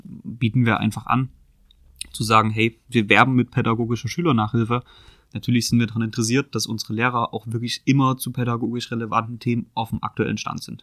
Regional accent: Chemnitz, Saxony, Germany; Ich bin in Chemnitz geboren mhm. und auch immer in Chemnitz aufgewachsen

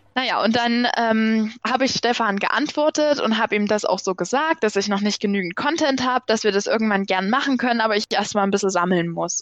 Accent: Chemnitz, Saxony, Germany; bei uns in Chemnitz

